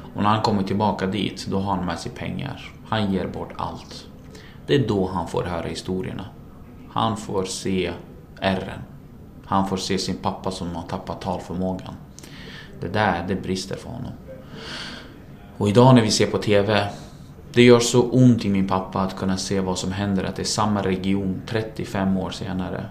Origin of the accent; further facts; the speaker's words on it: Sweden; also born or lived in Iraq; Sverige är mitt hemland